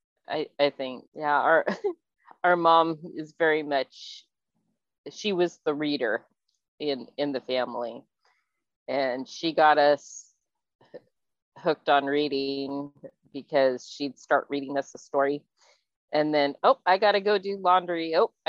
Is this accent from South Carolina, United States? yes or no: no; Mojave, California, United States; we grew up right outside of Mojave, California